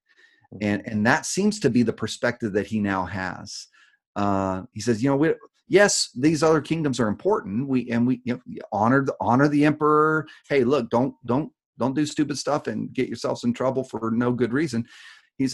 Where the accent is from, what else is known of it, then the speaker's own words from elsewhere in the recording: United States; as American Christians